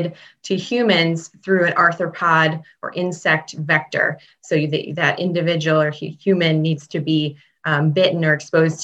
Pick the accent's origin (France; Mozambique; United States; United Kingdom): United States; Chicago, Illinois; moved away as an adult; now in Vermont, United States; I was born and raised in Chicago, Illinois